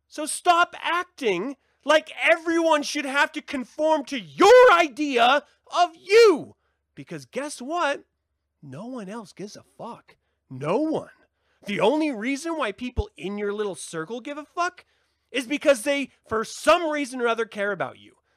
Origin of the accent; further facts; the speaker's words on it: Utah, United States; I grew up in Utah